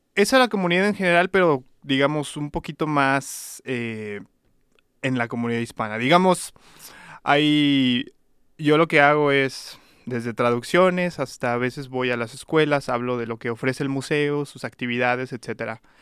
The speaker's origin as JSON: {"language": "Spanish", "town": "León", "region": "Guanajuato", "country": "Mexico", "tie": "born or raised there", "also_born_or_lived": "Mexico City", "moved": "as an adult", "lives_now": "Reno, United States", "said": "León, Guanajuato, de donde soy eh, originario. Bueno, soy criado, pero nacido en la Ciudad de México"}